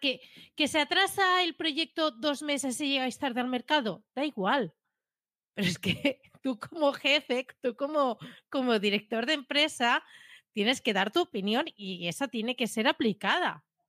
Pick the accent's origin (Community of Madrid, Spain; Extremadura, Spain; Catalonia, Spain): Catalonia, Spain; soy catalana